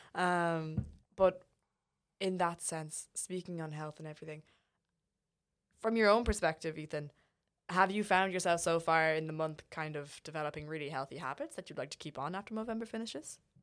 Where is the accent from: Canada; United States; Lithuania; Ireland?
Ireland; we as Irish people